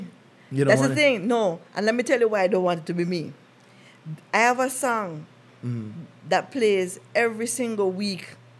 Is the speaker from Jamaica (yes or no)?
yes; Jamaica; I am a Jamaican. I have dual nationality from birth, but I was born in Jamaica.